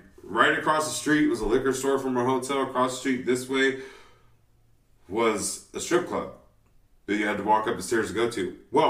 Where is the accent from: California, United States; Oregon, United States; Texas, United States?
California, United States; North Highlands; growing up in North Islands